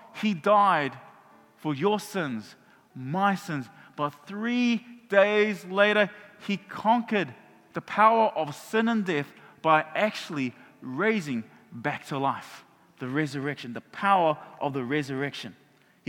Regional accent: Auckland, New Zealand; moved away as an adult; now in Hamilton, New Zealand; when I was a teenager growing up in Mangere

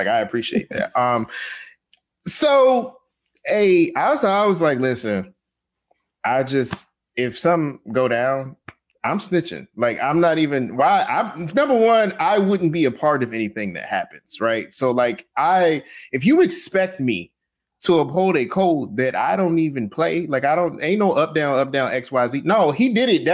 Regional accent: Atlanta, Georgia, United States; I'm from Atlanta. I live here.

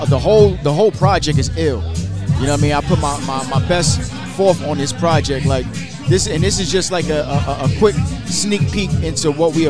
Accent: New York, United States; now in Detroit, United States; I'm from New York. New York, yeah.

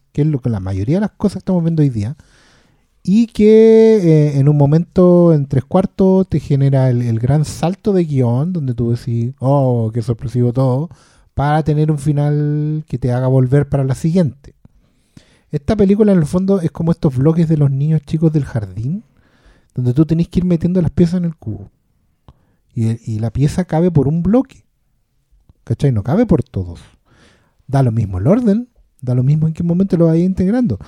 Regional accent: Maipú, Santiago Metropolitan Region, Chile; a mi pueblo

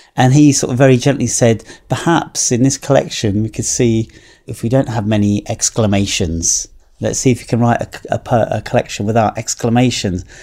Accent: United Kingdom; Growing up in Britain, I'm much more aware of a, an island nation

